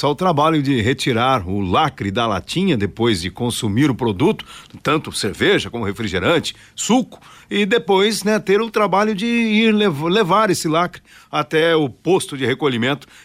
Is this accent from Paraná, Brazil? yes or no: yes; Londrina, Paraná, Brazil; sou de Londrina.